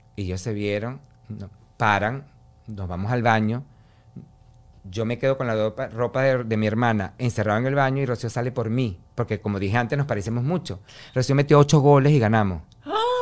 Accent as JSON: {"language": "Spanish", "country": "Venezuela", "tie": "born or raised there", "moved": "yes", "said": "que yo me vaya de Venezuela, porque en mi pueblo es un pueblo pequeño"}